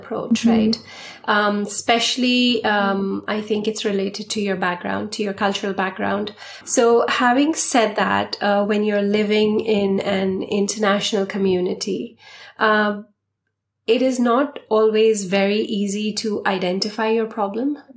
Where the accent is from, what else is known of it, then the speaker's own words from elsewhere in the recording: Patna, Bihar, India; moved away; also born or lived in Delhi, India / Mumbai, India; I come from Patna, which is Bihar, and it's an underprivileged state